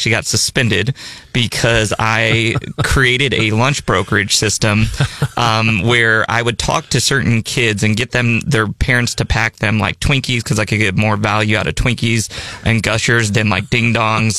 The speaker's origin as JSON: {"language": "English", "town": "Peoria", "region": "Illinois", "country": "United States", "tie": "born or raised there", "moved": "yes", "lives_now": "Columbia, United States", "said": "I'm from Peoria, Illinois"}